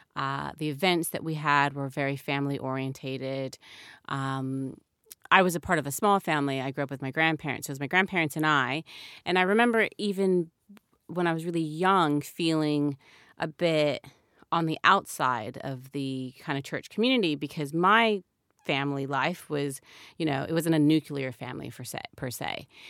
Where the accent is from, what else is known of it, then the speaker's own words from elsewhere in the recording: United States; as an American